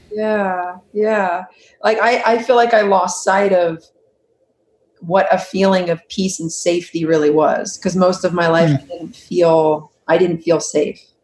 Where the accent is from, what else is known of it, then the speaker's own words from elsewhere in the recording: Huntington Beach, California, United States; I grew up in Huntington Beach. Mm-hmm. California